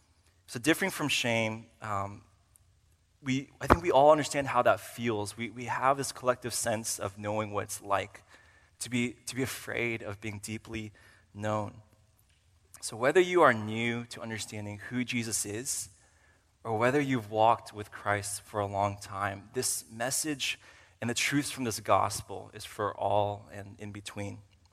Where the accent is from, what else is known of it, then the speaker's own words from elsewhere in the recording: Uzbekistan; also born or lived in Kyrgyzstan / Virginia, United States; I came down from Virginia for the purpose of studying here at RTS for seminary. And so just a little bit about myself. I am a missionary kid, and I grew up as a missionary kid for 10 years in Uzbekistan and Kyrgyzstan.